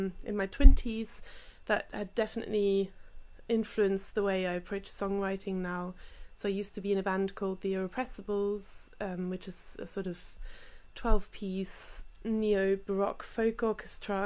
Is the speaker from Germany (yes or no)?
yes; Germany; moved away; having grown up in Germany playing the accordion